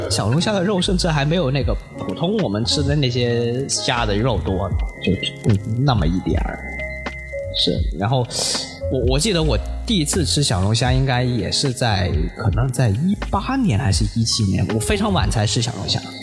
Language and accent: Chinese; Guangzhou, Guangdong, China; 我在北京啊，是吧？我来自广州